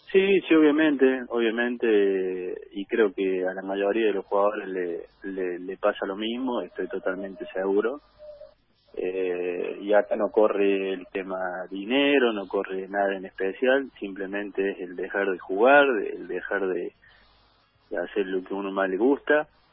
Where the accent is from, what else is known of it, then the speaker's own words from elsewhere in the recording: Jesús María, Córdoba, Argentina; Acá en Jesús María, en, en mi ciudad natal